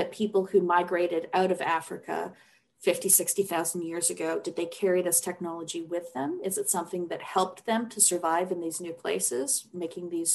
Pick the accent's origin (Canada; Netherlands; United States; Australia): Canada; as a Canadian girl.